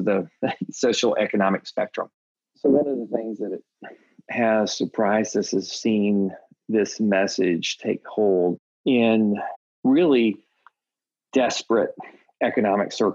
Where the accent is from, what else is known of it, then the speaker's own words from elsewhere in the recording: Texas, United States; I'm a Texan